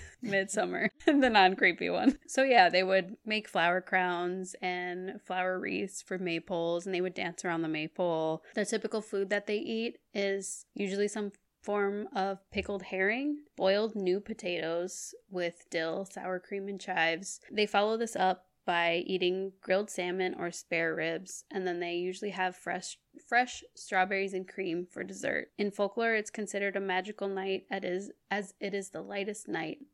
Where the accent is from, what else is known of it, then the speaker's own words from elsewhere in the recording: Minnesota, United States; moved away; I'm from Minnesota